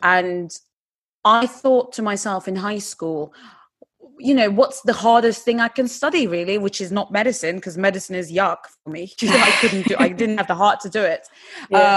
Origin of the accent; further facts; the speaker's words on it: Istanbul, Turkey; English is a second language; moved away as an adult; also born or lived in England; now in United Kingdom; I'm originally born and bred in Istanbul, and about 12 years ago, I came to England to study.